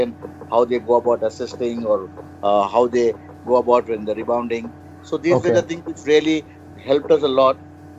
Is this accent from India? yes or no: yes; Hyderabad, Telangana, India; Yeah, I'm from Hyderabad.